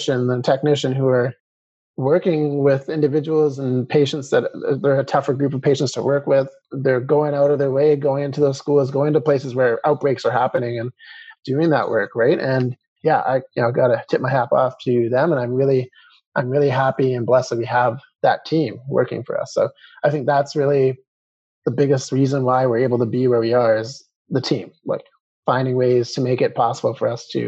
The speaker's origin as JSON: {"language": "English", "town": "Calgary", "region": "Alberta", "country": "Canada", "tie": "born or raised there", "said": "being born and raised in Calgary"}